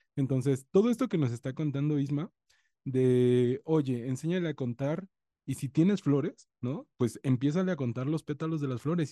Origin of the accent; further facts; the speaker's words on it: coast of Guerrero, Mexico; Yo soy de la costa de Guerrero